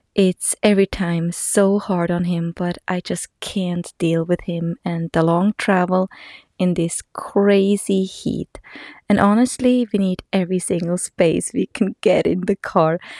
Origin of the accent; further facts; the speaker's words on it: Texas, United States; We are from Texas